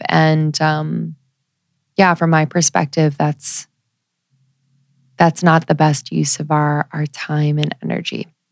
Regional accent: United States; growing up in the United States

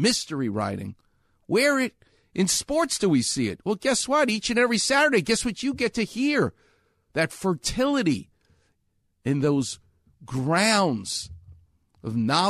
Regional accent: New York, United States; moved away; New York where I'm from, you can tell how I speak

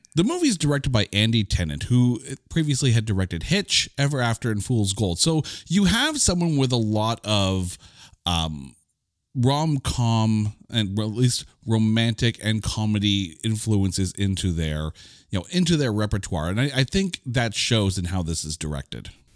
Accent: Canada; I'm Canadian

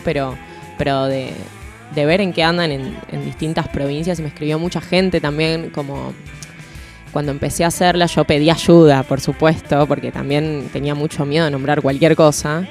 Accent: Argentina

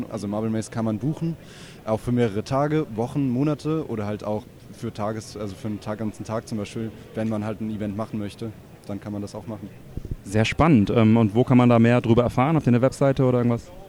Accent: Hamburg, Germany; Dann fahre ich wieder zurück nach Hamburg, wo ich herkomme.

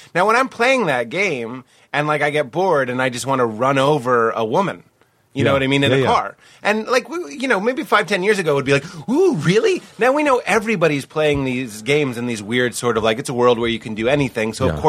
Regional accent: Venezuela; I'm from Venezuela.

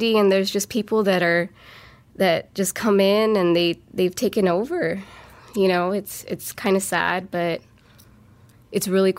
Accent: Los Angeles, California, United States; I've lived here all my life, and I grew up in Highland Park

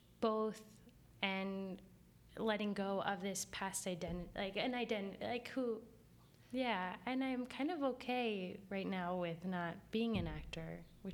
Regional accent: Jersey City, New Jersey, United States; Like, I was from Jersey City. It's like, what?

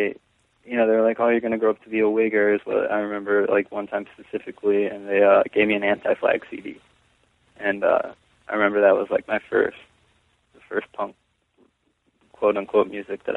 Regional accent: Solon, Ohio, United States; I grew up in Solon, Ohio

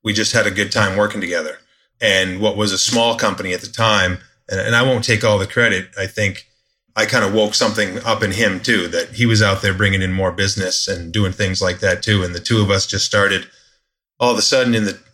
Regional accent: Maine, United States; moved away; also born or lived in South Florida; where I was born in Maine, but I hadn't been there since 2000.

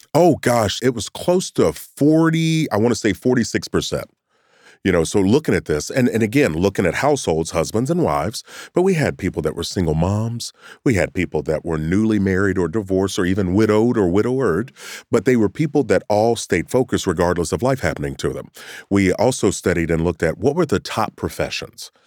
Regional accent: Kentucky, United States; Me growing up in Kentucky

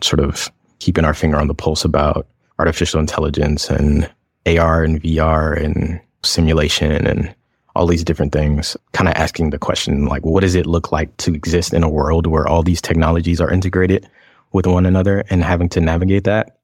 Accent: Atlanta, Georgia, United States; moved away as an adult; also born or lived in Los Angeles; I am an interdisciplinary queer designer, artist, inventor, archivist, and, uh, performer from Atlanta, Georgia

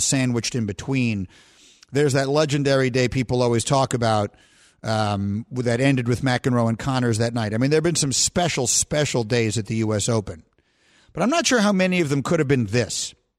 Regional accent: New York, United States; I grew up in New York

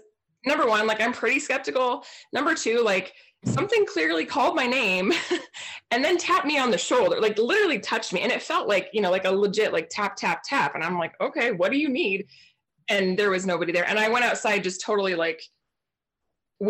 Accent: Portland, Oregon, United States; moved away; also born or lived in New Mexico; I grew up in Portland, Oregon

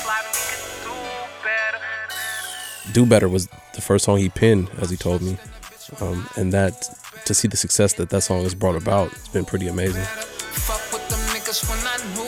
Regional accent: Oakland, California, United States; I grew up in East Oakland, live in West Oakland

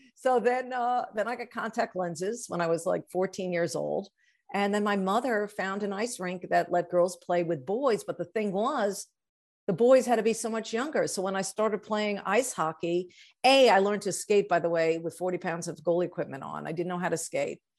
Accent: Long Island, New York, United States; I grew up on Long Island in New York.

